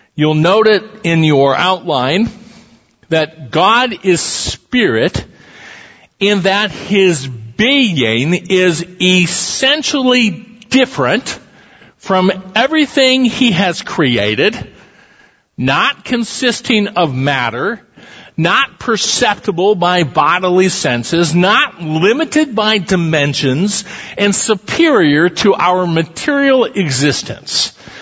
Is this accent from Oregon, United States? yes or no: no; Council Bluffs, Iowa, United States; I'm a kid from Council Bluffs, Iowa.